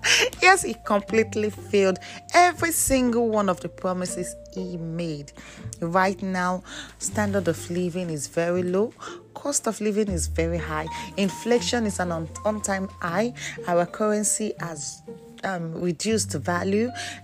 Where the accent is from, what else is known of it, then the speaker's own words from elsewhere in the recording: Nigeria; my home country, Nigeria.